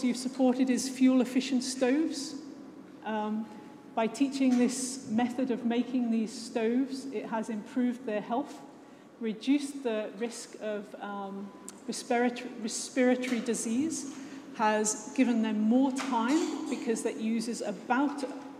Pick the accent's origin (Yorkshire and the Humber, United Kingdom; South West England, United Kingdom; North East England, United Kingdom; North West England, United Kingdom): North West England, United Kingdom; just outside of Liverpool; I was born just outside of Liverpool. I grew up there